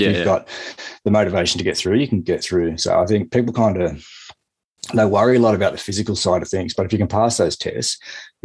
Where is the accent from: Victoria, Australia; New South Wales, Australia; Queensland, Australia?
New South Wales, Australia; Lower Blue Mountains, outside Sydney; I grew up outside Sydney in New South Wales, sort of in the Lower Blue Mountains